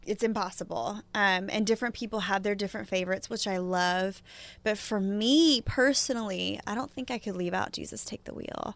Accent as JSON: {"language": "English", "region": "Oklahoma", "country": "United States", "tie": "born or raised there", "moved": "yes", "said": "my home growing up in Shakota and, you know, my parents' house"}